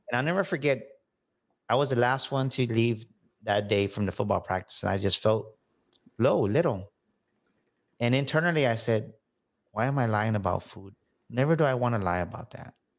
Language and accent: English; San Antonio, Texas, United States; grew up here in San Antonio, Texas on the South Side